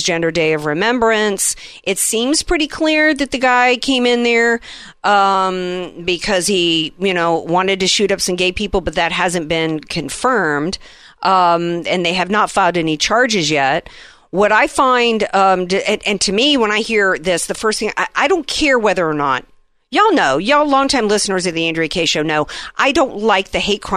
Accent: the South, United States; now in San Diego, United States; I grew up in the South

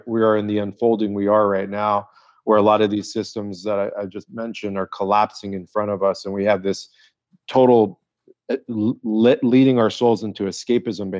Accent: La Jolla, California, United States; I grew up in La Jolla, California.

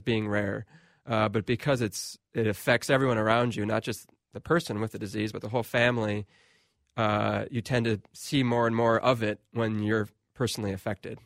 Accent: Waconia, Minnesota, United States; also born or lived in Milwaukee; I'm from Waconia, Minnesota.

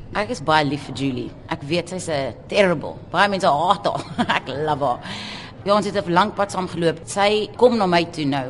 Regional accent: South Africa

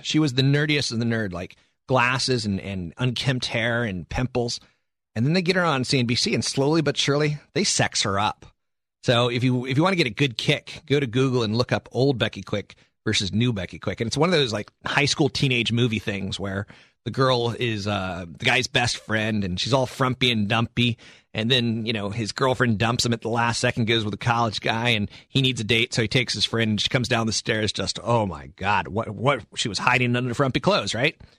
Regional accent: East Coast, United States; also born or lived in San Carlos, California; now in San Francisco, United States; I'm from the East Coast originally

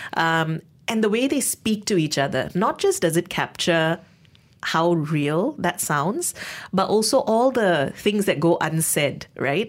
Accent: Malaysia; as a Malaysian, as someone who, um, has some of these lived experiences

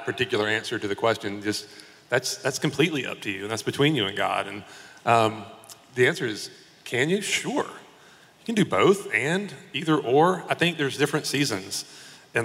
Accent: South Carolina, United States; I'm from South Carolina

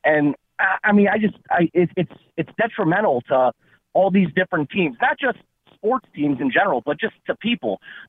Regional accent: Chicago, Illinois, United States; I'm from Chicago.

